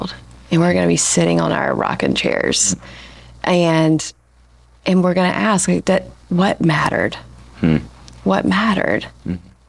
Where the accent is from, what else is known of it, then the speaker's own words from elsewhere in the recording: Alabama, United States; now in Asheville, United States; I grew up in the South. I grew up in Alabama.